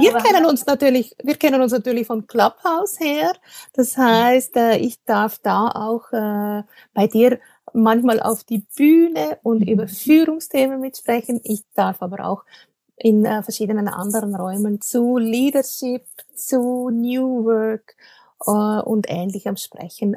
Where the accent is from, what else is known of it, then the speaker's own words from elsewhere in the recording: Switzerland; accent: Swiss-tinged Standard German; vielleicht hört man es, ich komme aus der Schweiz, ich spreche aus der Schweiz zu dir. Äh, das heißt, mein Hochdeutsch ist natürlich äh, ein bisschen gefärbt